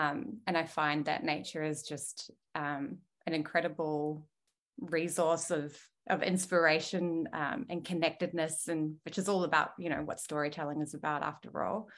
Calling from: Melbourne, Victoria, Australia; I'm dialing in from Wurundjeri Woiwurrung country, close to the Mary Mary in the north of Melbourne.

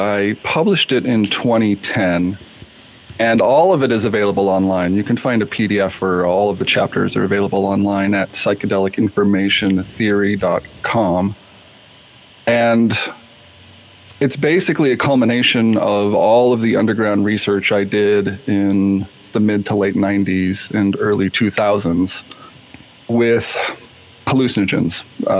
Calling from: Seattle, Washington, United States; I'm calling from Seattle, or logging in from Seattle.

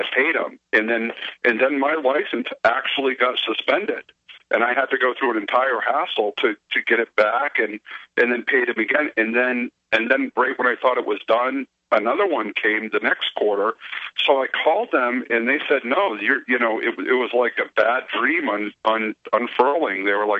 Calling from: Maine, United States; from Maine, but this happened in Texas.

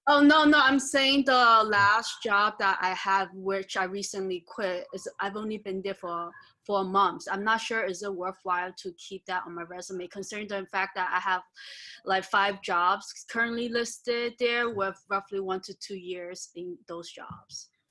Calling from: New York, United States; calling from New York

